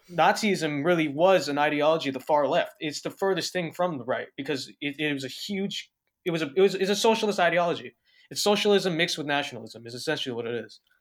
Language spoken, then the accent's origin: English; Los Angeles County, California, United States; I was born and raised in Los Angeles County all my life